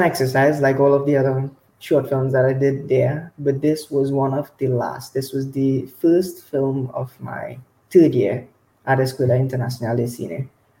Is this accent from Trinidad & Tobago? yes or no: yes; Trinidad & Tobago; also born or lived in Cuba; I'm from Trinidad. I'm a Trinidadian filmmaker.